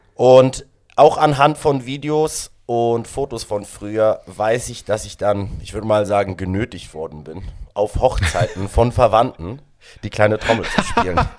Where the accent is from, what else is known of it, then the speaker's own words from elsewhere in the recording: Sedrun, Graubünden, Switzerland; German is a second language; moved away as an adult; now in Berlin, Germany; ich bin äh, 1992 in der Schweiz im schönen Kanton Graubünden in einer Skiortschaft namens Sedrun geboren